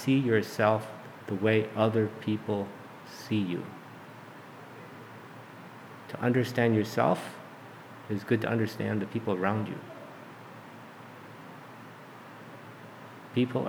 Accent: Duluth, Minnesota, United States; I was born and raised in Duluth, Minnesota. I'm a native Minnesotan.

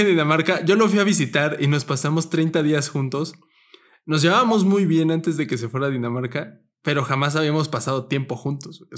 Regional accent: Mexico; somos de México

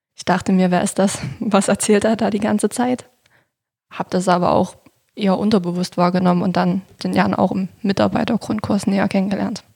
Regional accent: Niederlungwitz, Saxony, Germany; Ich wohne in Niederlunkwitz. Das liegt direkt neben Klauchau.

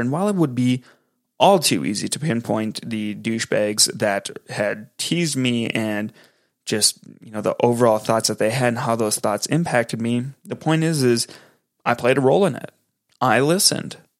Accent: Minneapolis–Saint Paul, Minnesota, United States; I'm from the Twin Cities in Minnesota

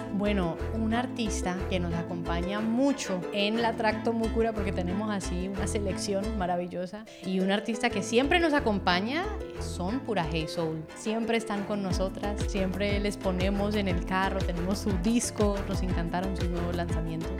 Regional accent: Cali, Valle del Cauca, Colombia; Cali, la ciudad donde nació Despertar, donde nací yo también allá en Colombia.

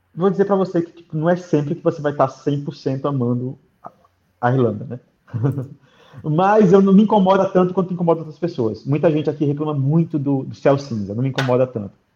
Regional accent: Aracaju, Sergipe, Brazil; moved away as an adult; also born or lived in Rio de Janeiro; now in Dublin, Ireland; eu nasci no Rio, mas morei minha vida toda em Aracaju

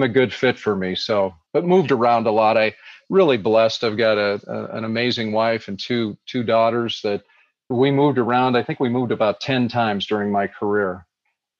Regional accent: Butte, Montana, United States; also born or lived in Bozeman, Montana; I grew up in Montana. So I'm a Montana boy. I grew up in a city called Butte, Montana

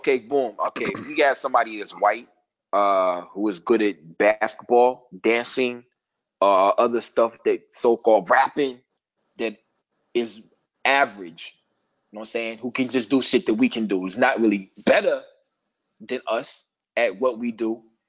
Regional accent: Midwest, United States; I'm from the Midwest. I don't claim New York. I just act like that shit. But everybody know I ain't from there.

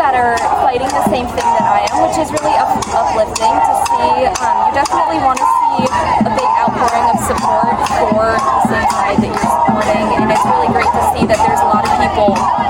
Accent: Fairfax, Virginia, United States; I'm from Fairfax, Virginia.

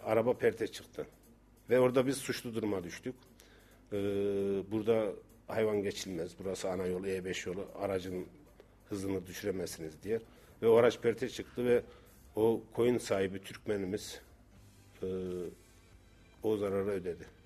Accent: Incesu, Kayseri Province, Turkey; bizim köyde kırsal kesim e, yüzde yirmi beşi taş kırarız.

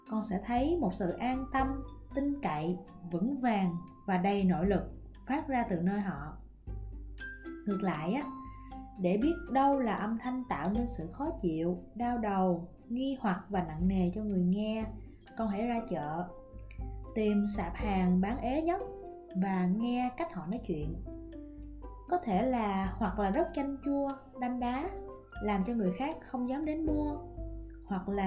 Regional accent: Mekong Delta, Vietnam; accent: Mekong Delta (miền Tây); mình còn là một cô gái miền tây với cái chất giọng cao cao the thé và rất là sởi lởi mình thì rất là ưng giọng miền tây của mình nó khá là thân thiện

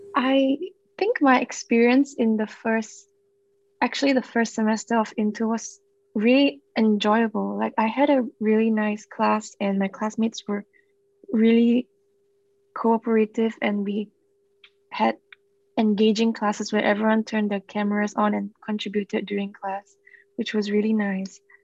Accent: Singapore; moved away; I'm from Singapore

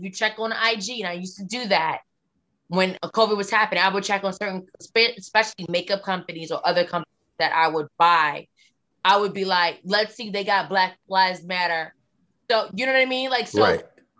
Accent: the South, United States; accent: Southern; everyone would be like, you sound Southern. Where are you from?

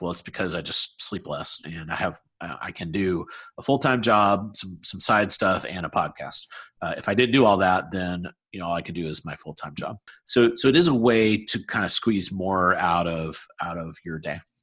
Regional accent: South Carolina, United States; moved away as an adult; now in Research Triangle, United States; I'm from South Carolina, so I love the Southeast.

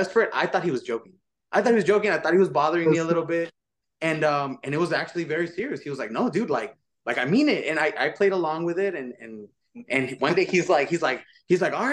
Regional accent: Los Angeles, California, United States; we all grew up South LA, mid-city LA, and you know, we all still currently live in that same area

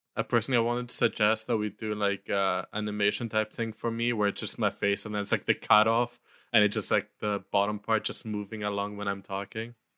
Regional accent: Luxembourg; moved away; in Europe, where I grew up in Luxembourg

